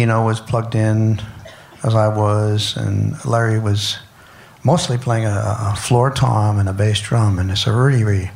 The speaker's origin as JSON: {"language": "English", "country": "Canada", "said": "I'm Canadian"}